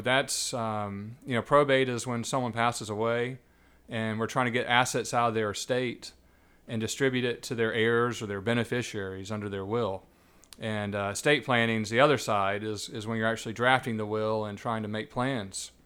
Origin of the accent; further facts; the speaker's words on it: Savannah, Georgia, United States; I was born and raised here, actually.